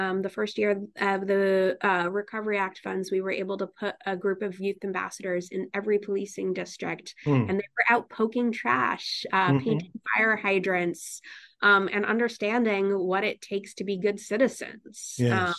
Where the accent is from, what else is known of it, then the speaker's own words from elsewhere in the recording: Newtown, Connecticut, United States; I was born in Newtown. Oh, I was born in Bridgeport, Connecticut, but I grew up in Newtown, Connecticut.